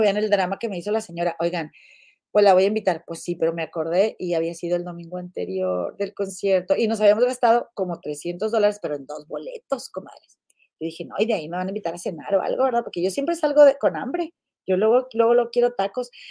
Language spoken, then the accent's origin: Spanish; Monterrey, Nuevo León, Mexico; soy de Monterrey